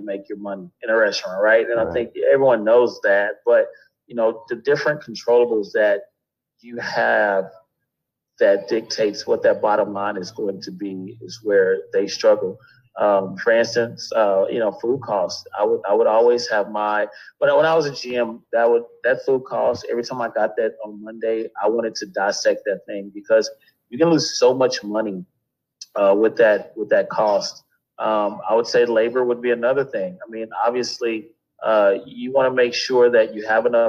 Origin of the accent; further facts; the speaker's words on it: Houston, Texas, United States; also born or lived in California; I've been in Houston pretty much my entire life